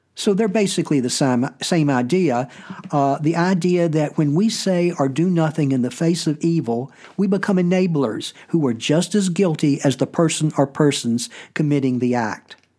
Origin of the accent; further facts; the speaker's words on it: United States; as an American